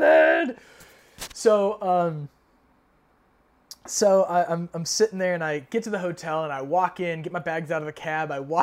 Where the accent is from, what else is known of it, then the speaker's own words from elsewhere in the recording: United States; as an American